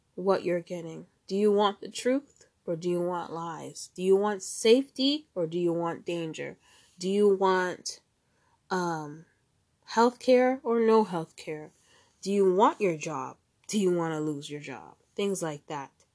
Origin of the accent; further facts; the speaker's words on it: United States; moved away; I'm an American citizen, but I live outside the country